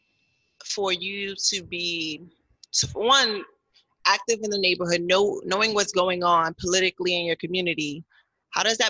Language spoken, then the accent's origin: English; Newark, New Jersey, United States; I grew up in Newark, went to high school in Newark.